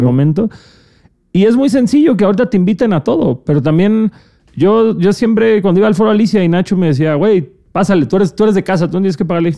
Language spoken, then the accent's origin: Spanish; Cancún, Quintana Roo, Mexico; yo soy de Cancún